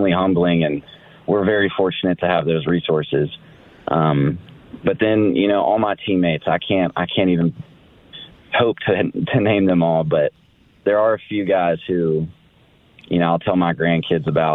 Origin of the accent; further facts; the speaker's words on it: Nashville, Tennessee, United States; moved away as an adult; also born or lived in Arizona / San Diego; I am from Nashville. I was born and raised.